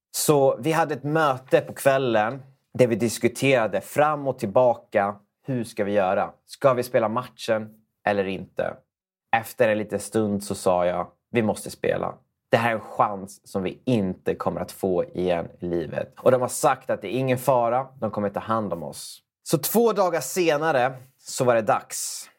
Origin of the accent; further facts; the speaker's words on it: Sweden; det trygga Sverige där vi växte upp